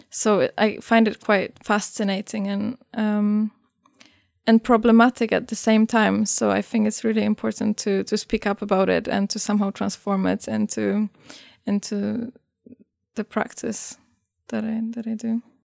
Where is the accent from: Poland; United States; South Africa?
Poland; I come from Poland